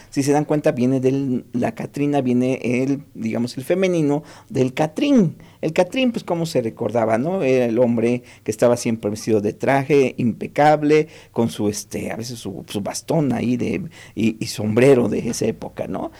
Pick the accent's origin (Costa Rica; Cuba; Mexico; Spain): Mexico; es parte de lo que nos hace ser mexicanos